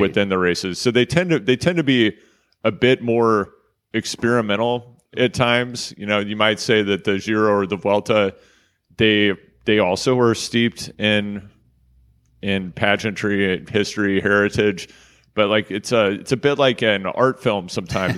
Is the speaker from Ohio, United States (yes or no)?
no; Kansas City, Missouri, United States; I'm from Kansas City. That's Kansas City, Missouri